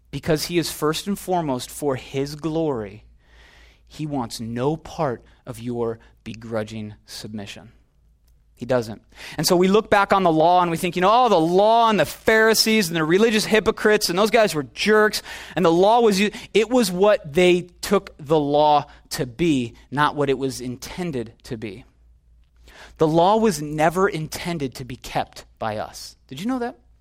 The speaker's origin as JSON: {"language": "English", "region": "Illinois", "country": "United States", "moved": "yes", "lives_now": "Los Angeles, United States", "said": "I'm from Illinois"}